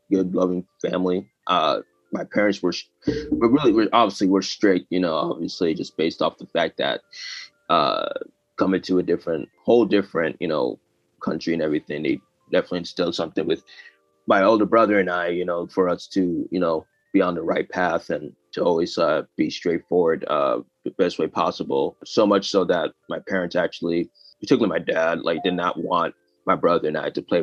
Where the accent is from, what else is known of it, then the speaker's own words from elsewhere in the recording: United States; born there; my family originally came from Tanzania, and so I was born here in the United States.